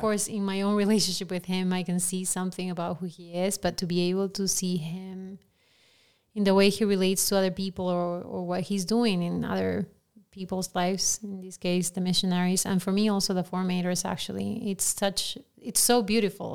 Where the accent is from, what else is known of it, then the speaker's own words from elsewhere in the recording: Lima, Peru; English is a second language; moved away; I grew up in Lima, Peru, and we're known for not being politically correct